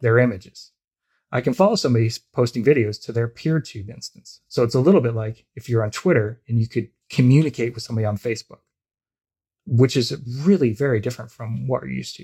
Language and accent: English; United States; also born or lived in Canada; now in Toronto, Canada; I'm an American, I live in Canada